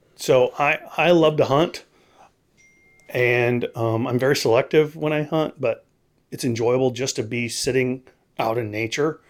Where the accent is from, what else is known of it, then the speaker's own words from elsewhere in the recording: Texas, United States; now in Tennessee, United States; I grew up in Texas